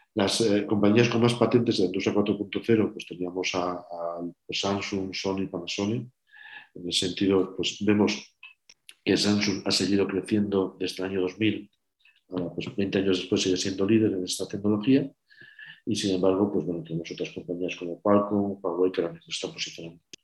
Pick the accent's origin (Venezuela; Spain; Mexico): Spain; Burgos, Castile and León; soy de Burgos